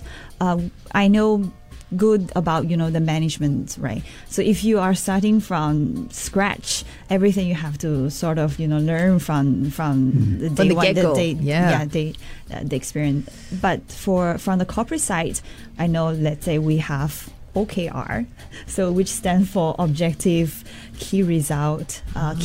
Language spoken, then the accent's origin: English; Chongqing, China; now in Singapore; I'm coming from Chongqing. And growing up, we all eat like spicy food.